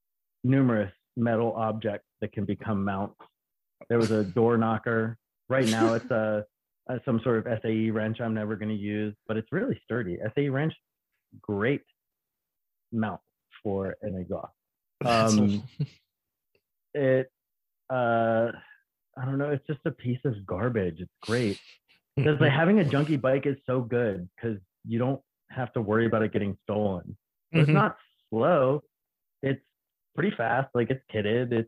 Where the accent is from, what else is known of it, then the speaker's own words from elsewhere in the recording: Baltimore, Maryland, United States; I'm from Baltimore.